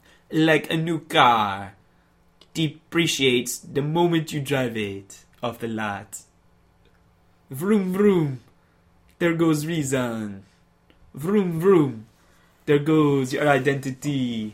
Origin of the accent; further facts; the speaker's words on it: Tobago, Trinidad & Tobago; It's because I'm from Tobago, man.